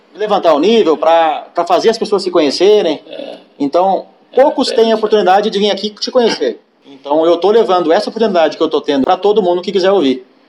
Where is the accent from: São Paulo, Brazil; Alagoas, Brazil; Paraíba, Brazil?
São Paulo, Brazil; sou natural de São Paulo